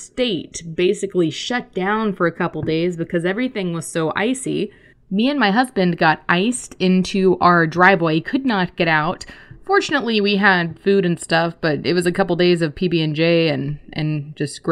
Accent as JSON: {"language": "English", "region": "Texas", "country": "United States", "said": "as a Texan"}